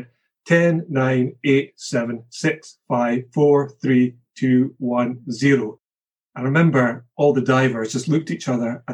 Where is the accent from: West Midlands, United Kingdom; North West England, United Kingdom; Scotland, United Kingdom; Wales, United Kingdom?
Scotland, United Kingdom; As a Scotsman